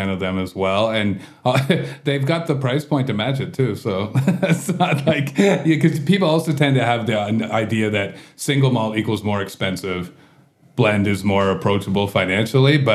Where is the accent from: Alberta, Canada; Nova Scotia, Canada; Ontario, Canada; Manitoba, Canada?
Ontario, Canada; Guelph; Uh, you can tell my accent. I'm from Guelph.